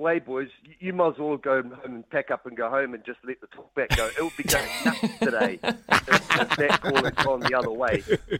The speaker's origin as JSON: {"language": "English", "country": "New Zealand", "said": "I'm a Kiwi through and through."}